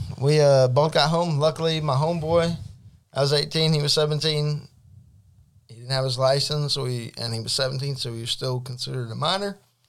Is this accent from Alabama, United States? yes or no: yes; Alabama, United States; I'm from Alabama, dog.